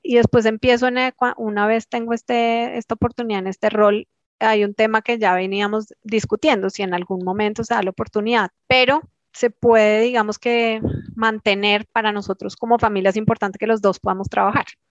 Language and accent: Spanish; Colombia; como colombianos